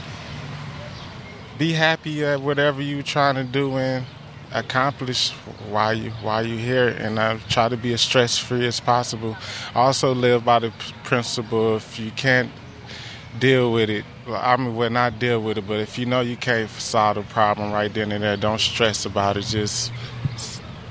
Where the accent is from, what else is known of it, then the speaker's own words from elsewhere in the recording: Detroit, Michigan, United States; moved away; I'm originally from Detroit, Michigan